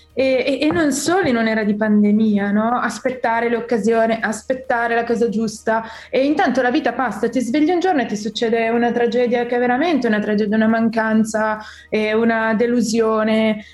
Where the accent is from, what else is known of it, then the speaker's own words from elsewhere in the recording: Milan, Lombardy, Italy; sono milanese proprio fino al midollo